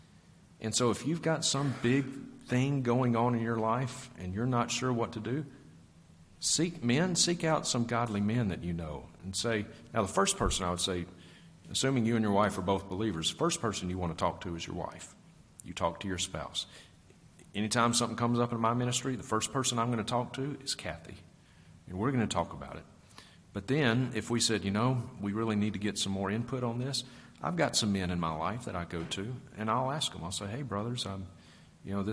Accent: Vicksburg, Mississippi, United States; now in Montana, United States; I grew up with Chad in Vicksburg, Mississippi

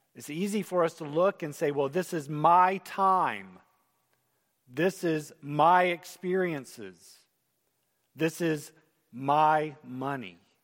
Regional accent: United States; as Americans

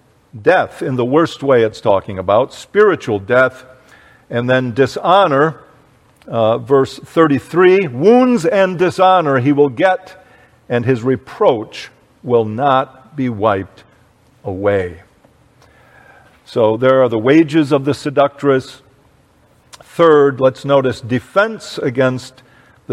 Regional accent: United States; I grew up in the United States of America

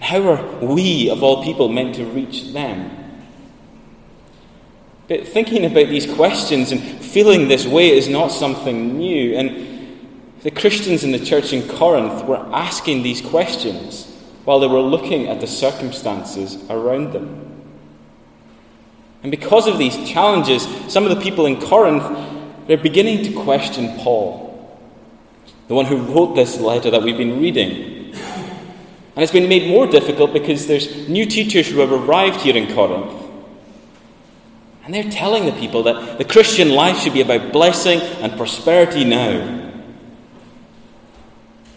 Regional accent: Sandwick, Scotland, United Kingdom; moved away as an adult; I'm from Lewis, I'm from Sandwick, and this was my church before I went away to study.

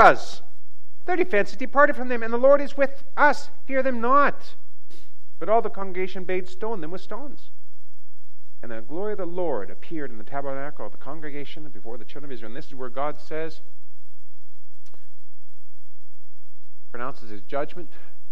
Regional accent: Western Canada, Canada; I grew up in Western Canada, in the bush country

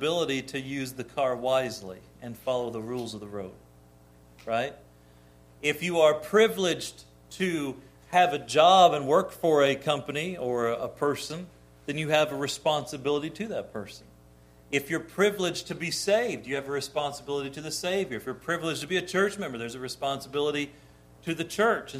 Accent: United States; as an American

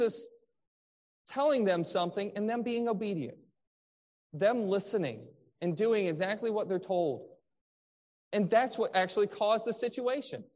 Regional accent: Michigan, United States; I grew up in Michigan where there was the Great Lakes

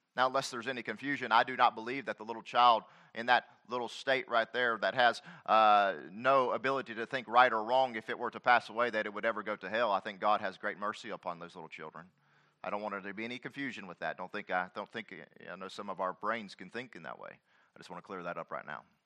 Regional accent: United States; I'm a citizen of America

